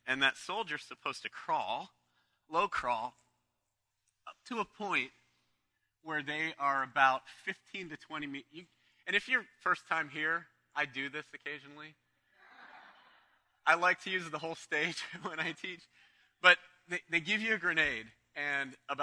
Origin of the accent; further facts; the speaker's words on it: Canton, Ohio, United States; I was from the Cleveland area, from Canton, Ohio, just down the road